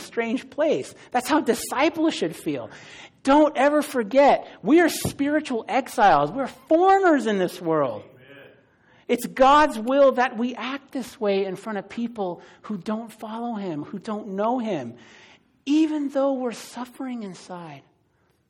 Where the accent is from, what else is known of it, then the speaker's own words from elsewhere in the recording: San Francisco, California, United States; I grew up in the Bay Area. I'm from San Francisco